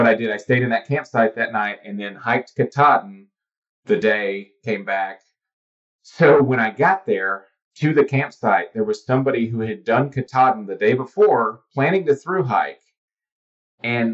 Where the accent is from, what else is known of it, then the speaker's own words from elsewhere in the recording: Cleveland, Tennessee, United States; moved away; I grew up in Cleveland, Tennessee, just outside of Chattanooga